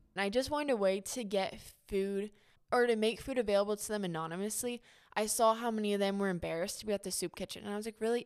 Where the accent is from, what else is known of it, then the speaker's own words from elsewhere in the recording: Troy, Ohio, United States; I am born and raised in Troy, Ohio.